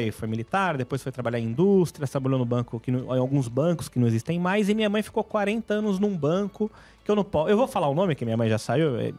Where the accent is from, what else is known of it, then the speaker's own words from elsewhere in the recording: São Paulo, Brazil; É, então eu sou de São Paulo, perto do bairro, perto da igreja de São Judas.